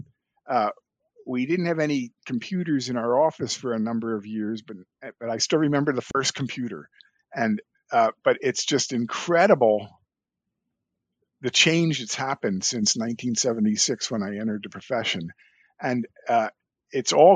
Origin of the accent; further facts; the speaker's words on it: Philadelphia, Pennsylvania, United States; I was born and raised in Philadelphia